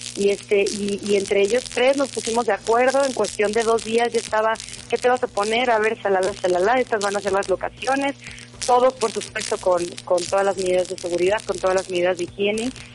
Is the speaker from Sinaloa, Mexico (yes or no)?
yes; Mazatlán, Sinaloa, Mexico; moved away as an adult; now in Mexico City, Mexico; yo soy orgullosamente de Mazatlán, Sinaloa, 100%